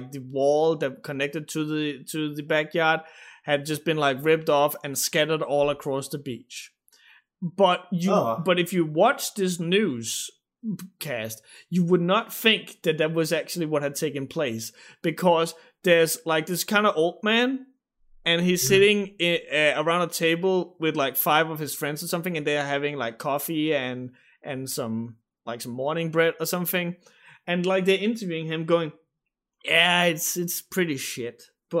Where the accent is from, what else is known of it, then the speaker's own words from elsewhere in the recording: Denmark; English is a second language; the Danish mentality